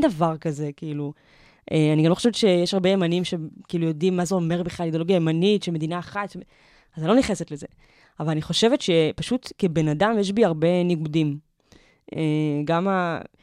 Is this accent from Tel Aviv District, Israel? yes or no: yes; Givatayim, Tel Aviv District, Israel; also born or lived in Petah Tikva; now in Tel Aviv, Israel; אני גדלתי בגבעתיים